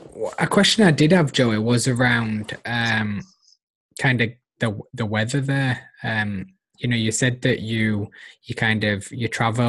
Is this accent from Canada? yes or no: no; United Kingdom; I'm British.